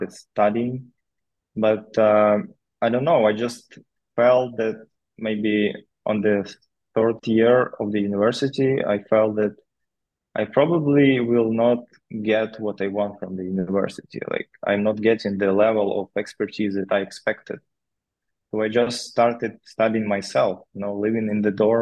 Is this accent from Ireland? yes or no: no; Novodnistrovsk, Chernivtsi Oblast, Ukraine; moved away as an adult; I grew up in Ukraine in a small town.